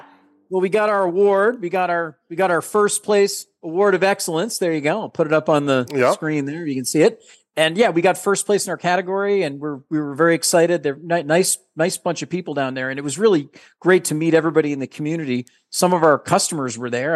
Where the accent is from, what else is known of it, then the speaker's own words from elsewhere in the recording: New England, United States; we're from New England